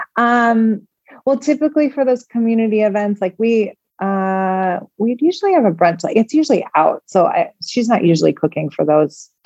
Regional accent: Chicago, Illinois, United States; moved away as an adult; now in Dubai, United Arab Emirates; I was born and raised in Chicago

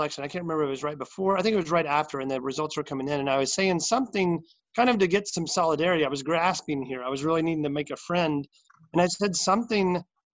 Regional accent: Arkansas, United States; moved away as an adult; now in North Carolina, United States; I'm from Arkansas originally

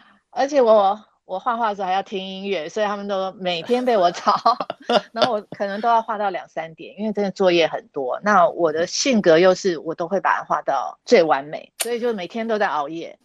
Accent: Taipei, Taiwan; 虽然我是在台北长大的小孩

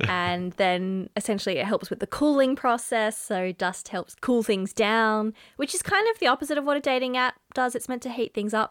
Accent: Mandurah, Western Australia, Australia; also born or lived in Perth; Mandurah, which is my hometown

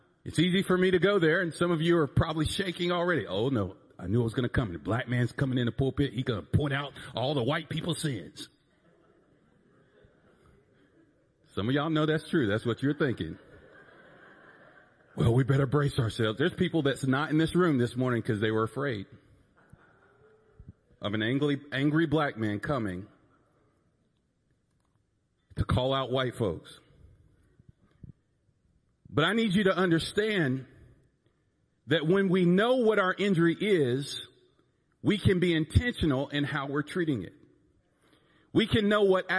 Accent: North Carolina, United States; I'm from North Carolina. I was born that way. I was born over there where people sound like this.

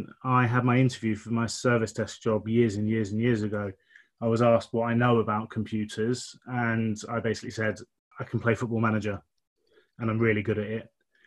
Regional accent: Isle of Wight, South East England, United Kingdom; accent: southern; moved away as an adult; now in Derby, United Kingdom; I am actually born and bred on the Isle of Wight, 20 years. I moved to Derby 16 years ago.

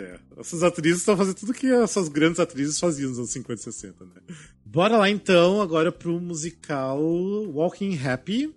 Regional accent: Cascavel, Paraná, Brazil; moved away; lá da minha cidade, em Cascavel

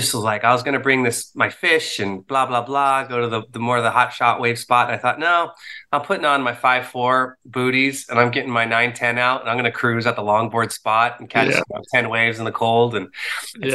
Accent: California, United States; being a Californian

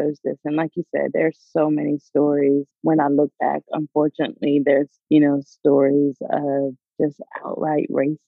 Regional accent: Delaware, United States; moved away as an adult; also born or lived in the South (US); I grew up in the North. I grew up in Delaware, and actually I'm there right now

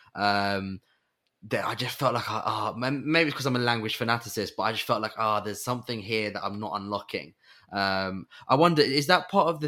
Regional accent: England, United Kingdom; as an English person

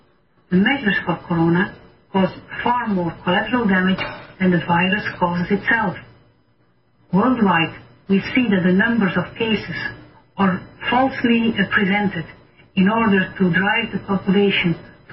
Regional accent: Belgium; I'm a medical doctor from Belgium

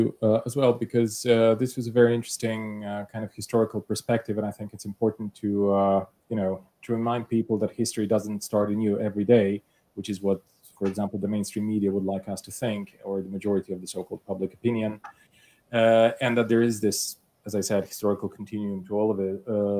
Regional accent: Bulgaria; I come from Bulgaria

